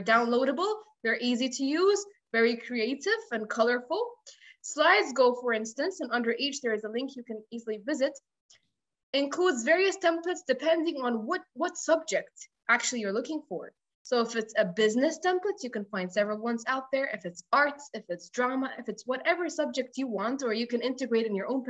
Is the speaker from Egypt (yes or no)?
yes; Egypt; I come from Egypt, which is true, and I teach from here